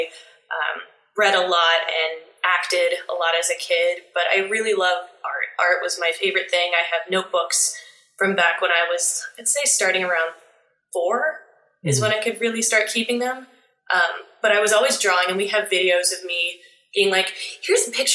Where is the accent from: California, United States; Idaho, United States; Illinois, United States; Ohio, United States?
Ohio, United States; Steubenville; now in Columbus, United States; I grew up in Steubenville, Ohio, which is the easternmost part of Ohio.